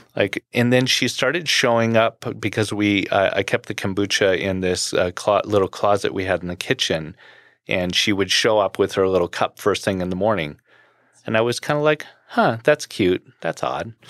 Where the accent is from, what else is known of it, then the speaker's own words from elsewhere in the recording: Los Angeles, California, United States; moved away as an adult; also born or lived in Orange County, California / Colorado; I grew up in Orange County and Los Angeles in the music world